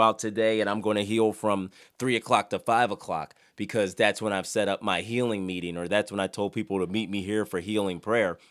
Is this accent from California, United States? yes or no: no; Philadelphia, Pennsylvania, United States; moved away; I'm from Philadelphia